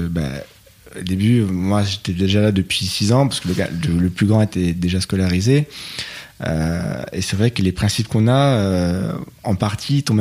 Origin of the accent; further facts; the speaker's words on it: Paris, Île-de-France, France; en tant que Parisien, chacun avait son coin.